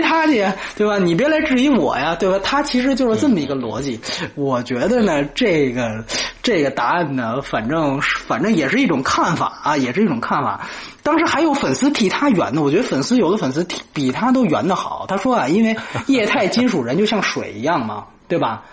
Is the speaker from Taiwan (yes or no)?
no; China; 我们中国人